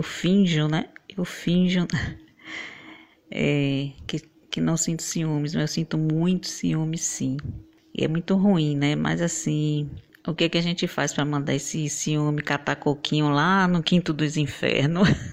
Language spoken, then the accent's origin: Portuguese; Valença, Bahia, Brazil; eu sou de Valença, Bahia